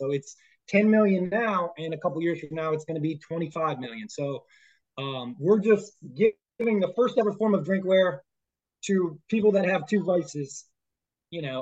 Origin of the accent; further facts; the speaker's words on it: Toledo, Ohio, United States; moved away as an adult; my hometown of Toledo